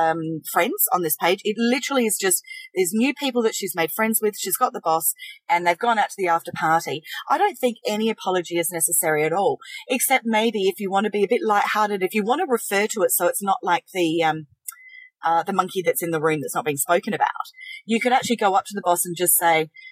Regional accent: South Australia, Australia; we're from South Australia

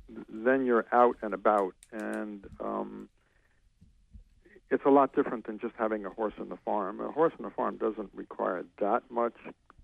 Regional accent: outside of New York City, United States; moved away as an adult; now in Maine, United States; I was brought up outside of New York City

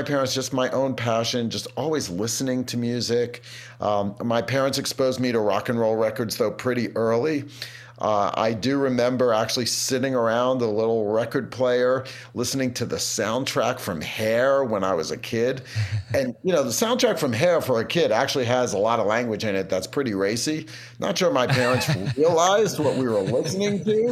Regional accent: New York City, New York, United States; I grew up in Brooklyn, New York, but not the area that's pretty hip

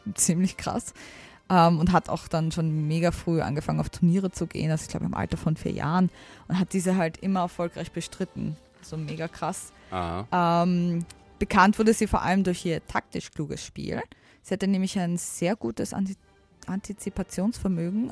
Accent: Austria; ich komme aus der Nähe von Wien, aber schon ein bisschen außerhalb

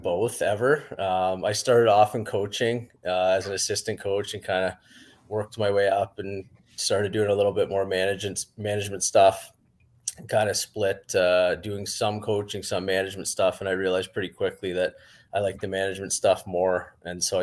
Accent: Whitby, Ontario, Canada; I grew up in Whitby, Ontario, and like most kids in Ontario, I just played hockey in my hometown

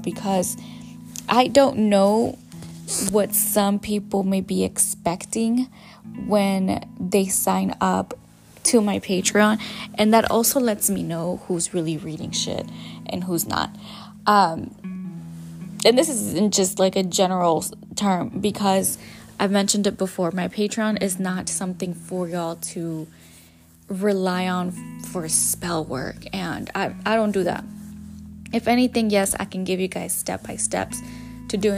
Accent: California, United States; also born or lived in Jalisco, Mexico; my hometown, where I was born, where I was majority of my life raised, and part of my life, I should say, because majority of my life I was raised in California

